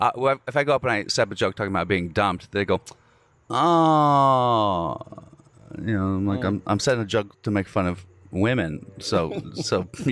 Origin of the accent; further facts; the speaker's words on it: New Zealand; it's my first show ever in America, I'm from New Zealand